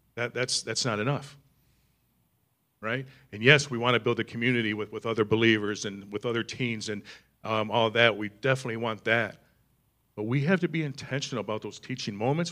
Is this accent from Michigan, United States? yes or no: yes; East Michigan, United States; I grew up in East Michigan